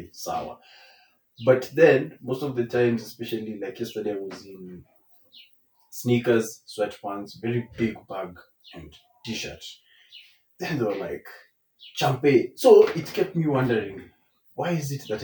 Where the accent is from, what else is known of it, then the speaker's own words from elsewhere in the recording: Nairobi, Kenya; I grew up in Dandora.